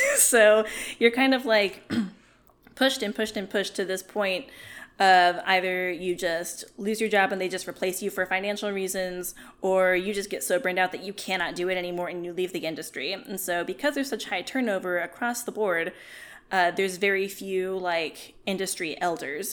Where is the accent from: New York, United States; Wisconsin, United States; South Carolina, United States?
South Carolina, United States; I grew up in South Carolina